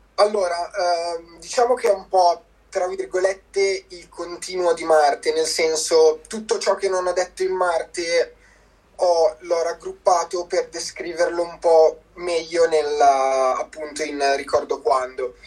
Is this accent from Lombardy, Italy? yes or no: yes; province of Como, Lombardy, Italy; vengo dalla provincia di Como